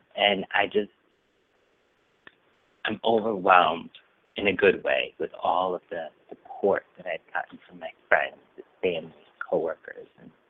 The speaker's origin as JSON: {"language": "English", "town": "Feeding Hills", "region": "Massachusetts", "country": "United States", "tie": "born or raised there", "also_born_or_lived": "Springfield, Massachusetts", "said": "we moved in 85, and we moved from Springfield to Feeding Hills."}